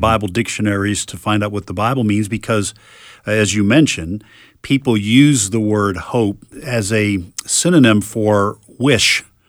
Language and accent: English; New England, United States; when I was a young boy and, uh, growing up in New England